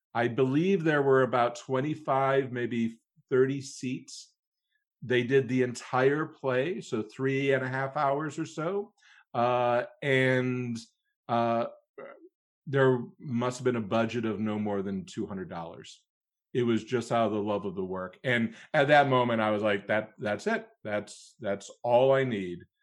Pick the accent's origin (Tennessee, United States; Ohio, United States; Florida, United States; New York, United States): Ohio, United States; Cleveland; moved away as an adult; I, uh, was born and raised in Cleveland, Ohio, so a Midwesterner from birth, very proud